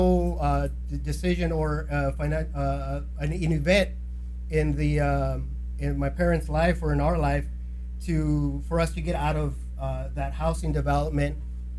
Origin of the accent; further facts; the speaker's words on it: Fillmore, California, United States; I grew up in Fillmore